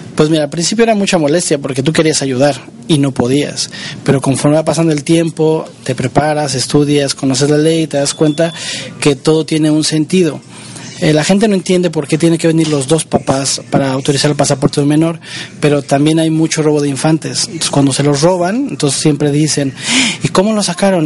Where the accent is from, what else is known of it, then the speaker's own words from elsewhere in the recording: Mexico; moved away; los mexicanos somos los mexicanos